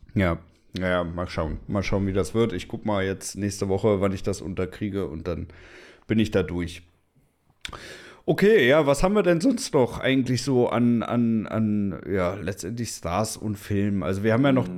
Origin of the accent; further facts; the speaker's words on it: Germany; wir als Deutsche